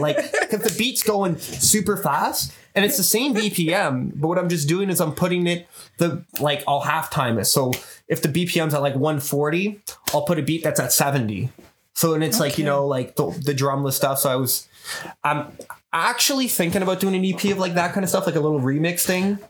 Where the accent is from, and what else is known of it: Montreal, Quebec, Canada